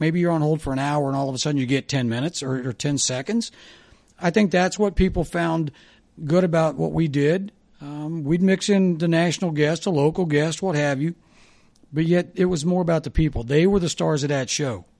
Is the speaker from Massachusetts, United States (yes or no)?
no; Kettering, Ohio, United States; also born or lived in Dayton, Ohio / Kentucky; I was born in Dayton, grew up in Kettering, went to Fairmount West